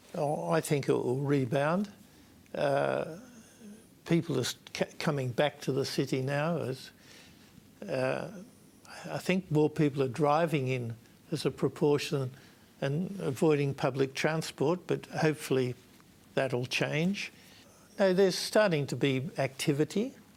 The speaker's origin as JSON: {"language": "English", "country": "Australia", "said": "I'm Australian one, two, and three. I'm not Victorian."}